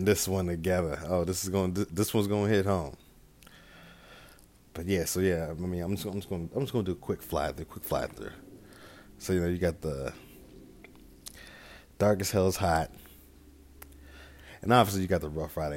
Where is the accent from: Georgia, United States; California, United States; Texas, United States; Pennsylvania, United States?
California, United States; Bay Area; I'm from the Bay Area. I'm in the Bay Area